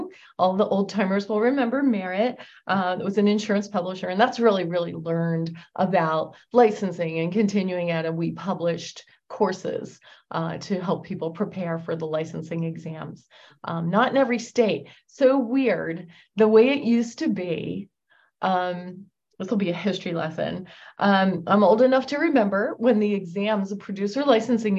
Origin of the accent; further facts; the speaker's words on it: outside of Philadelphia, Pennsylvania, United States; I grew up outside of Philadelphia